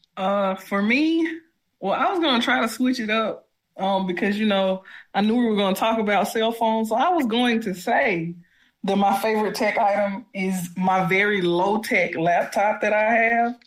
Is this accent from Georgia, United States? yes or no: yes; Georgia, United States; now in Detroit, United States; originally from Georgia, living in the midwestern city of Detroit